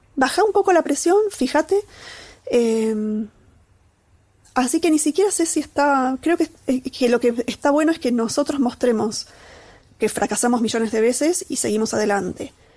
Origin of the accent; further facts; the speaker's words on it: Catamarca, Argentina; moved away; soy de Catamarca, de un pueblito, que, digamos, ahí subyacente, parte de mí, hay unos primeros años de vida en donde aprendí a andar a caballo